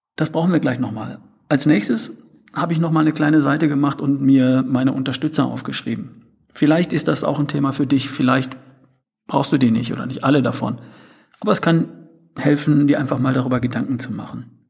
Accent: North Rhine-Westphalia, Germany; ich bin Ostwestfale, wir sprechen etwas anders

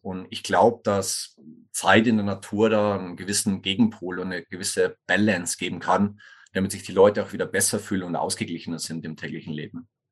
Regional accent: Tegernsee-Schliersee region, Bavarian Oberland, Germany; accent: Bavarian; moved away as an adult; also born or lived in Kufstein, Austria / Innsbruck, Austria / Sweden; Ich komme ursprünglich aus Bayern, wie man vielleicht sogar hört, aus dem bayerischen Oberland, so Tegernsee-Schlese-Region

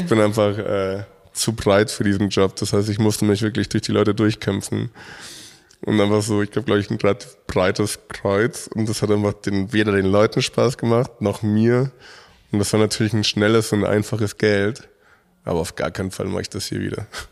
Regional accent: Mexico; now in Munich, Germany

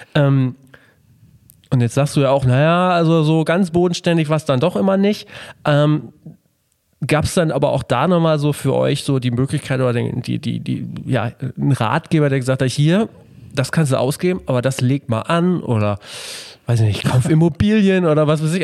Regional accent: Melle, Lower Saxony, Germany; ich komme ja aus Melle, aus dem beschaulichen

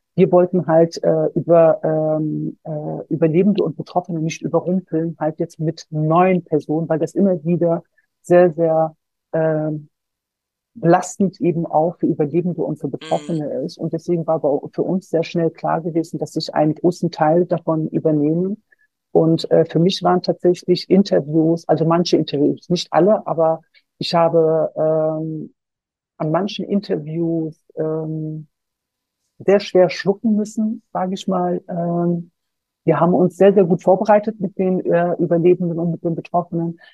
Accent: Solingen, North Rhine-Westphalia, Germany; ich bin selber Solingerin äh, ich bin gebürtige Solingerin und ich war damals 19 Jahre alt, als der Brandanschlag verübt wurde. Wir haben ein paar Kilometer entfernt von der Familie Gensch gewohnt

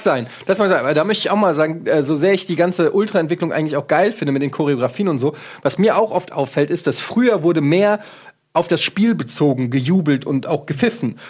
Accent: Frankfurt, Hesse, Germany; ich komme aus Frankfurt

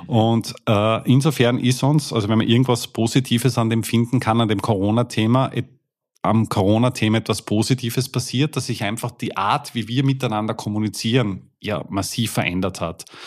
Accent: Austria; Wir kommen jetzt aus, aus Österreich

